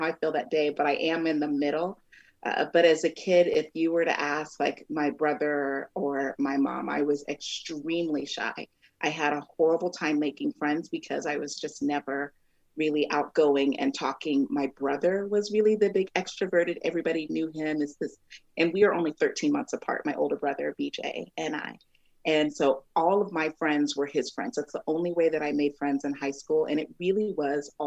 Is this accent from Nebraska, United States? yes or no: yes; Omaha, Nebraska, United States; also born or lived in Texas; while I was born in Omaha, we moved to Texas from like the time that I was like maybe 6 months till about seven when my parents got divorced, and we moved back here